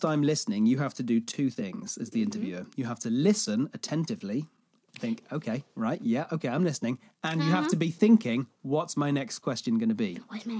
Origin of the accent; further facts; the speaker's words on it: a city in the southwest of the UK, South West England, United Kingdom; moved away; It is in the southwest of the UK.